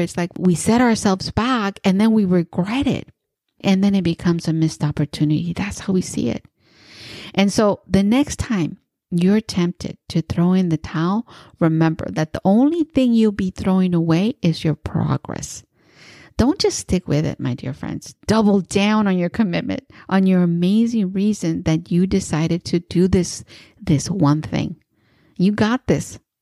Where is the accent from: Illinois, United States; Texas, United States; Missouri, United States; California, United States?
California, United States; East Bay; I am from the East Bay and my neighbor is San Francisco